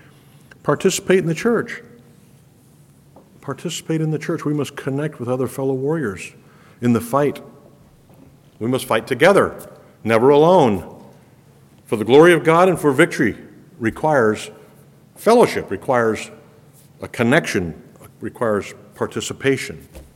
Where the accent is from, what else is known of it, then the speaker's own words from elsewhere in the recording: Ecuador; Most of you know I grew up in Ecuador, South America, as a missionary kid.